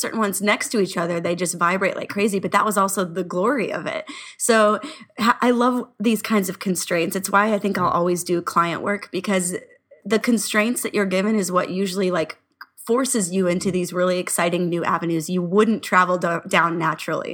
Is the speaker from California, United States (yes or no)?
yes; Orange County, California, United States; We're from Orange County